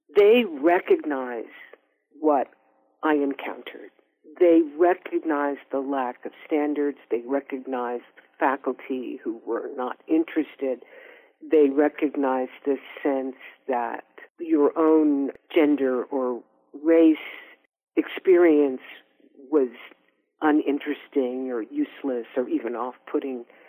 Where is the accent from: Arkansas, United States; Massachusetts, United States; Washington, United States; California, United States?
California, United States; Oakland; we're also both from Oakland.